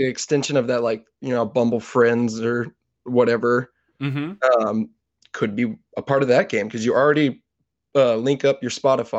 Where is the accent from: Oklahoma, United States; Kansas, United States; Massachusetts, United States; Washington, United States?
Kansas, United States; I'm fine with that. I'm from Kansas.